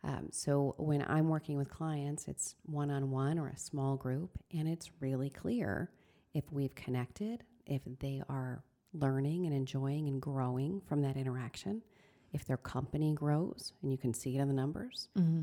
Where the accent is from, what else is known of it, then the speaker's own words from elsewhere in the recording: Queensbury, New York, United States; So I was raised here in Queensbury, and my parents were very hardworking.